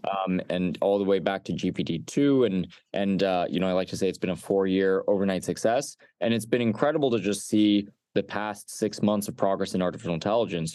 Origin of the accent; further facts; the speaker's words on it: Los Alamos, New Mexico, United States; I grew up in Los Alamos, New Mexico